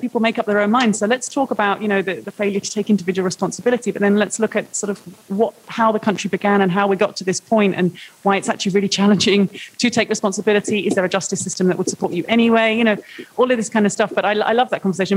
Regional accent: United Kingdom; I'm a British journalist.

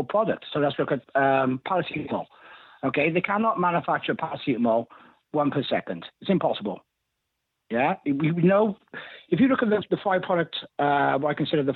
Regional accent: Wales, United Kingdom; I'm from Wales.

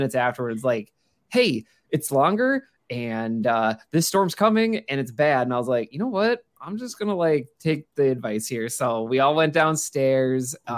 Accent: Minnesota, United States; also born or lived in Chicago area; now in Chicago, United States; Growing up in Minnesota

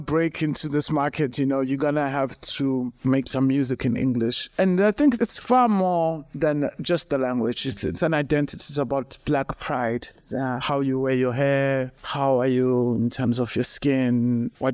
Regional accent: Tsolo, Eastern Cape, South Africa; I grew up in the Eastern Cape, in a small town called Tsolo.

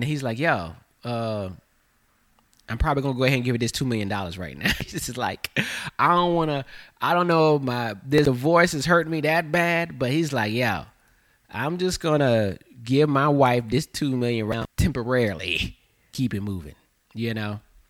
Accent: the South, United States; accent: Southern; But when I got to New York, my down South accent was, I guess, strong to them.

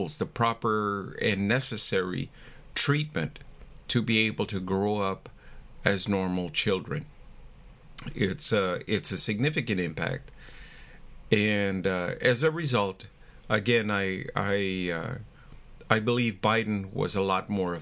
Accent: United States; We're all Americans

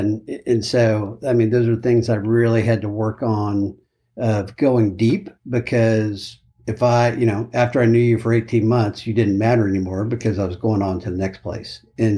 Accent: Austin, Texas, United States; And as I kind of referenced, grew up in Austin, but before that, my dad was an Air Force officer. And so moved literally every 18

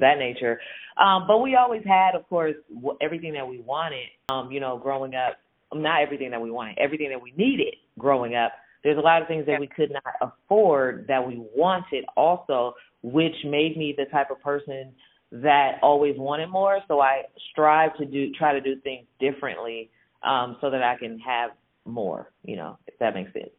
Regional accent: San Francisco Bay Area, California, United States; I grew up in the San Francisco Bay Area

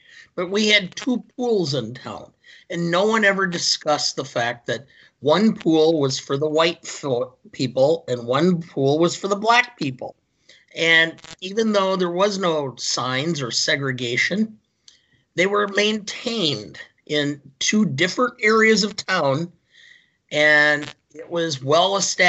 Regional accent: Beloit, Wisconsin, United States; I grew up in in Beloit, Wisconsin, which was about a third African-American.

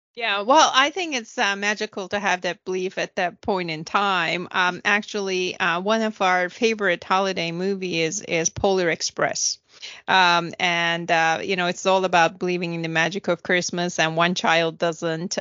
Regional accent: Turkey; moved away; I was growing up in Turkey

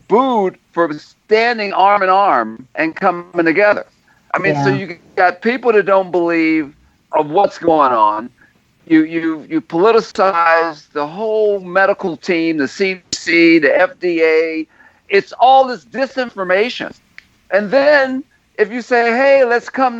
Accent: Kansas City, Missouri, United States; I grew up in the Midwest. That's Kansas City, Missouri

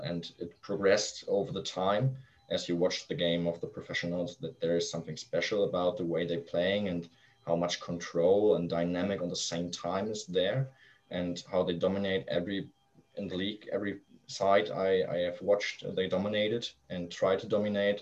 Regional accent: Flensburg, Schleswig-Holstein, Germany; English is a second language; also born or lived in Kiel; my hometown in Flensburg, in the really north of Germany

